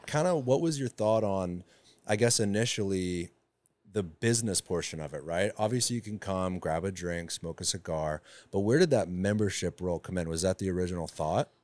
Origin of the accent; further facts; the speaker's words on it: Sarasota, Florida, United States; also born or lived in Tampa; That's where I grew up. I was born in Tampa, but moved to Sarasota when I was eleven